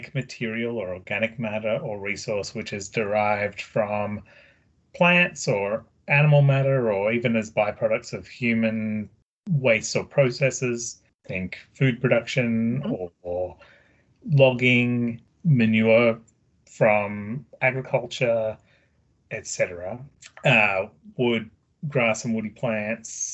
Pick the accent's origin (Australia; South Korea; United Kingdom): Australia; moved away as an adult; now in Oregon, United States; I do have an accent. I'm originally from Australia, but I've lived here in Oregon for 12 years now